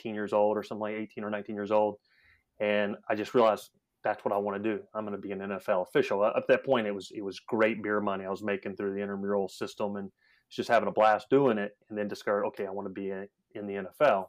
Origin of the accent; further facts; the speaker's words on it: Charlotte, North Carolina, United States; I grew up in Charlotte.